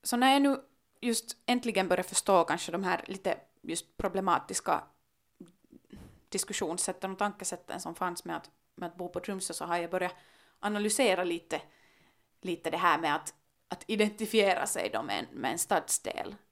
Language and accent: Swedish; Helsinki, Uusimaa, Finland; also born or lived in Kumpula (Gumtäkt), Helsinki; första gången jag lämnade Drumsö var när jag flyttade hemifrån till en, till en studielägenhet i Gumdäkt.